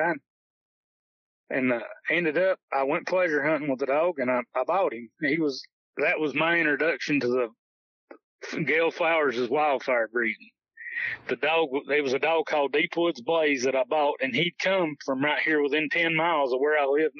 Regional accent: Kodak, Tennessee, United States; moved away as an adult; now in New Salisbury, United States; originally from Kodak, Tennessee. It's a little community about 7 miles outside of Sevierville

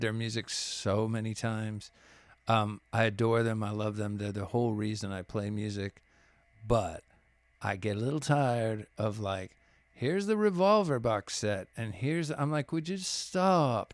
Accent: Laredo, Texas, United States; now in Austin, United States; I grew up in Laredo

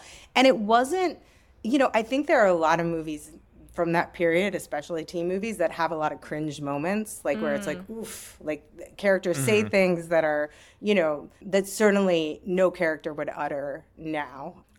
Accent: Bethlehem, Pennsylvania, United States; now in New York, United States; So I grew up in Bethlehem, Pennsylvania, famous for Bethlehem Steel.

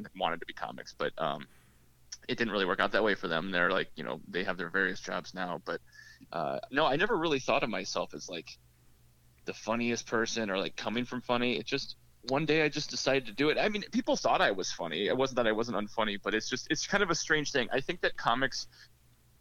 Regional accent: Mason City, Iowa, United States; moved away as an adult; I grew up in Mason City, Iowa, northern Iowa, which is only like 30 minutes from Minnesota

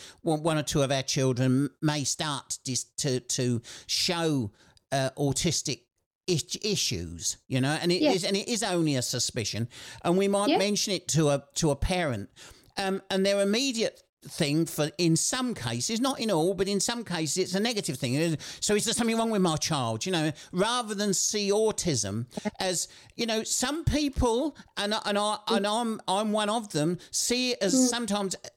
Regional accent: Kent, South East England, United Kingdom; moved away as an adult; also born or lived in Sheffield; I'm a Kent boy. Everybody thinks I'm from South London, but I'm not. I'm from Kent.

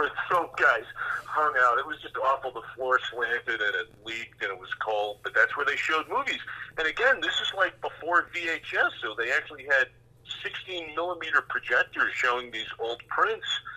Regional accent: Park Ridge, Illinois, United States; also born or lived in Los Angeles; now in Chicago, United States; I grew up in Park Ridge

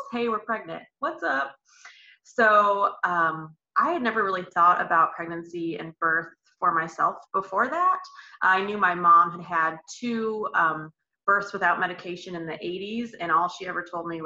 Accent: Elkhart, Indiana, United States; I'm from Elkhart, Indiana. It's about 45 minutes from Notre Dame or so

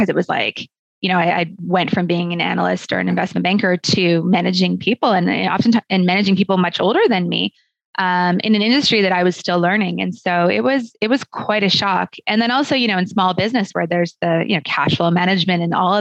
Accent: Calgary, Alberta, Canada; moved away as an adult; also born or lived in Kingston, Ontario / Toronto; I was born and raised in Calgary in the Southwest

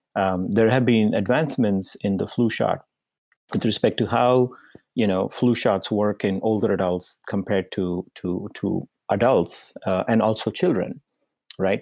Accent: India; moved away as an adult; also born or lived in Indiana, United States / Massachusetts, United States; I was born in India, and I, uh, spent, uh, the first part of my life until my, um, undergraduate degree, uh, in India.

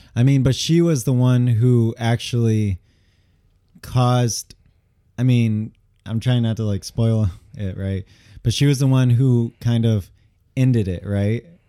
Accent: Michigan, United States; also born or lived in Angers, France; I'm from Michigan

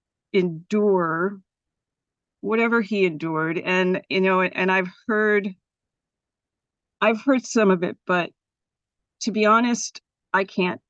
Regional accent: Los Gatos, California, United States; also born or lived in San Francisco; I was born here in San Francisco, but I grew up in the South Bay in Los Gatos

